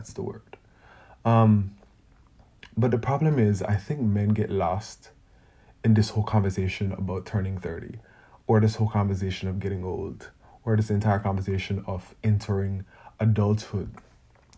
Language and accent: English; Jamaica; I feel like I grew up in Jamaica